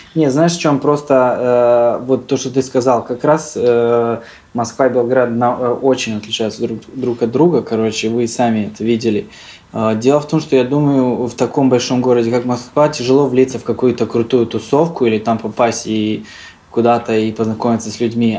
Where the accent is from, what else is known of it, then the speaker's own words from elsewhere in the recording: Serbia; also born or lived in Saint Petersburg, Russia / Yaroslavl, Russia; now in Belgrade, Serbia; родился я в России, родители работали в России. Я родился в Питере, был маленьким, там, а, короче, три года мы, а, по-моему, прожили в Питере. После этого мы возвращаемся обратно в Сербию